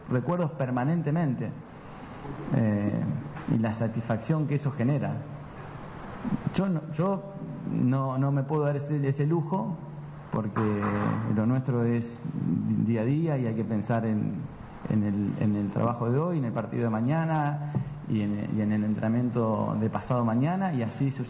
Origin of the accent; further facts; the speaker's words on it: Merlo, Buenos Aires Province, Argentina; yo soy de Merlo, ¿sabes lo que es estar con la guardia alta?